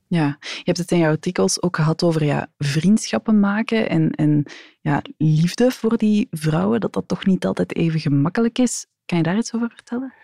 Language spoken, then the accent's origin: Dutch; Antwerp, Flanders, Belgium; Ik als Antwerpenaar kom daar eigenlijk niet zo graag